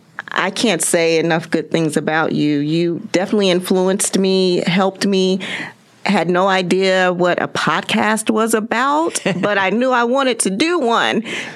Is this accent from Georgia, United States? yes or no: no; Kansas City, Kansas, United States; I grew up in Kansas City, Kansas.